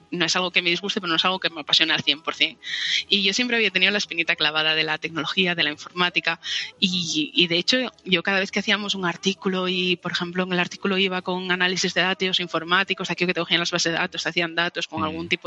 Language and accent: Spanish; El Entrego, Asturias, Spain; also born or lived in Seville; En el entrego, en Asturias.